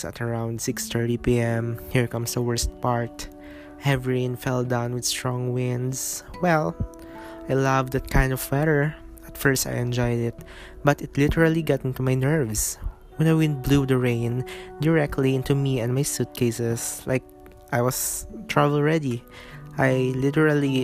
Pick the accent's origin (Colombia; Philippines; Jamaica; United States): Philippines; Zamboanga City, Zamboanga Peninsula; now in Cagayan de Oro, Philippines; my hometown, Asia's Larin City, Zamboanga City